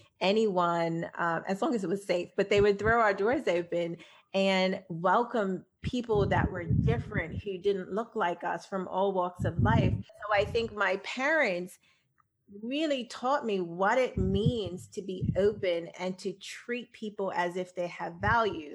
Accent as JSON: {"language": "English", "country": "Bermuda", "tie": "born or raised there", "said": "I grew up in Bermuda"}